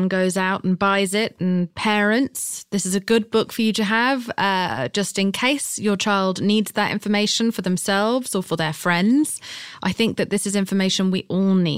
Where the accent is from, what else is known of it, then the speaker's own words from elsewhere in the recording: United Kingdom; I'm British